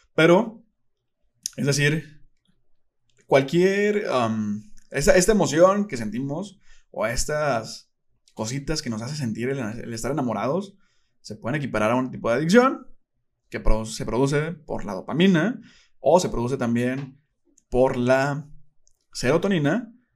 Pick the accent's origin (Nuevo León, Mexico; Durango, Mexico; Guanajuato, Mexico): Nuevo León, Mexico; Monterrey; soy de Monterrey